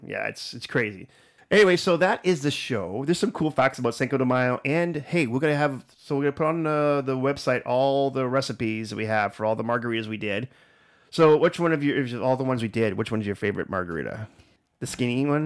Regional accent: Canada; also born or lived in United States; being a Canadian

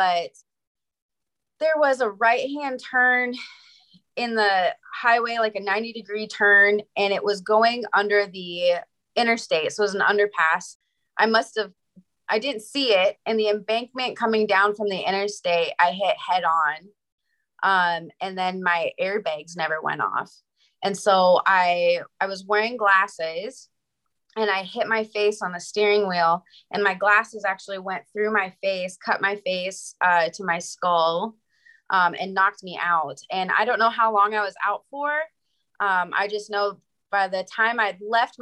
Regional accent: Montana, United States; moved away as an adult; now in Wyoming, United States; I'm from Montana, and I just moved to Wyoming for a job

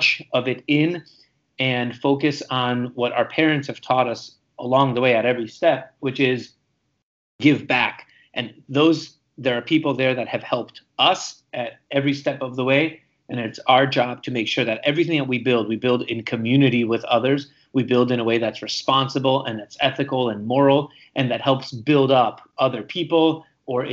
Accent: Romania; also born or lived in Hungary; now in United States; I was born and raised in Romania, and I am an immigrant to the United States

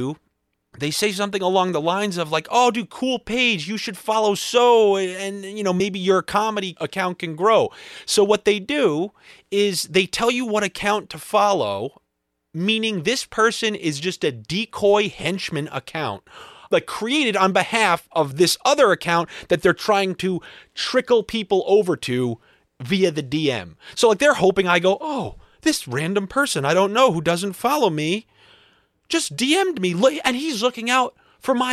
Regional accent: Long Island, New York, United States; moved away as an adult; also born or lived in Boston / Los Angeles; I grew up in Long Island

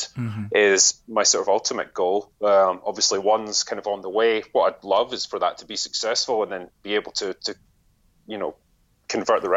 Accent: Scotland, United Kingdom; growing up in Scotland

